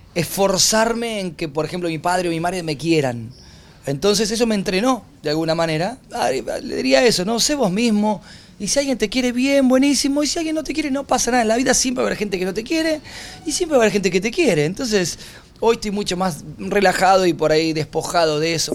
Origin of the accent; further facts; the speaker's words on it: Argentina; moved away as an adult; also born or lived in Mexico; Cuando volví a Argentina